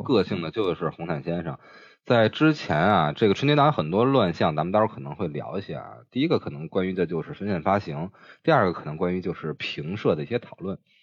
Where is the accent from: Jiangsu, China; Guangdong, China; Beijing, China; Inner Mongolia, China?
Beijing, China; 我们北京人管这叫庙会